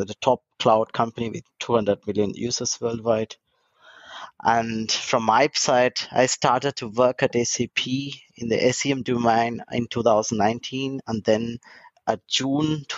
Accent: Kalyanapuram, Tamil Nadu, India; moved away as an adult; also born or lived in Dortmund, Germany; now in Germany; I'm basically from India, from southern part of India, in Tamil Nadu, the state where I born, and it's near a small village from 300 kilometers from the capital of this Tamil Nadu, Chennai, so-called Kalyanapuram is my village

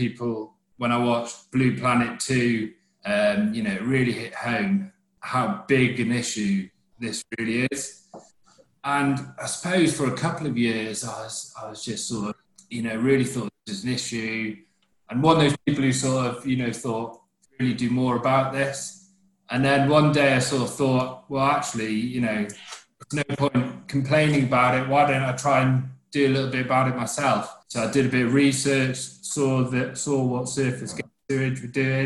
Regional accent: Aberaeron, Wales, United Kingdom; moved away as an adult; now in Stamford, United Kingdom; I'm from Wales originally, a coastal town in Wales

